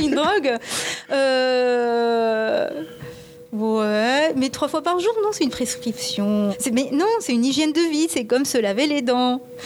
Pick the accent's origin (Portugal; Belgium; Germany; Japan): Japan; now in France; je suis moitié japonaise et je suis née, j'ai grandi au Japon